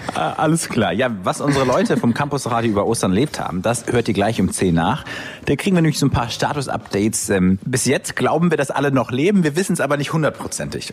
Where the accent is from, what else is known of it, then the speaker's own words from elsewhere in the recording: Kiel, Schleswig-Holstein, Germany; mich als Kieler Jung